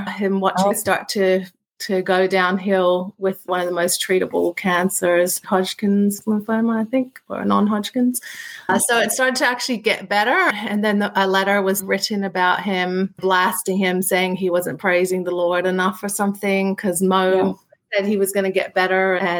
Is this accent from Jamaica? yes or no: no; Philippines; also born or lived in Australia; I was born originally here in Australia, and when I was about 1, we moved to the Philippines.